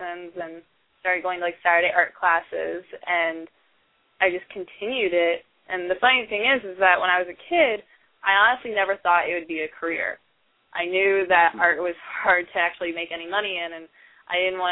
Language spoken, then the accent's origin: English; the South, United States; moved away as an adult; also born or lived in Indiana; now in San Diego, United States; I was born in the South, and my family has the Southern hospitality. Growing up, my grandparents had a farm